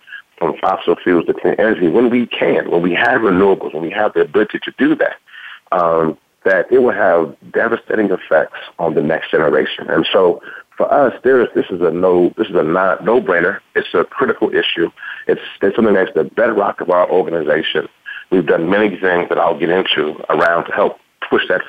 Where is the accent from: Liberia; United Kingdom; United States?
United States; Louisiana; accent: southern; moved away; I'm originally from Louisiana